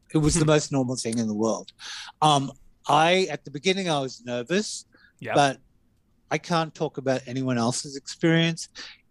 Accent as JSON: {"language": "English", "country": "Australia", "said": "So I'm very opinionated, and being Australian, I'm a bit too honest."}